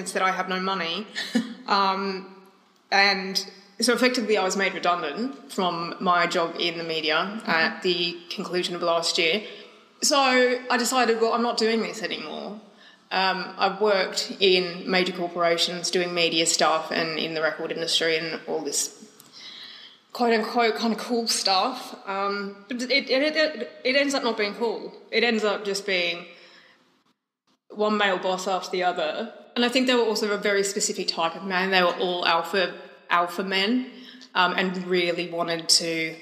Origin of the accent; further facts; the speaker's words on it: Australia; moved away as an adult; I'm Australian originally, so all my contacts from this world of writing are Australian, and they were also 15 years ago, so I've been here for 15 years now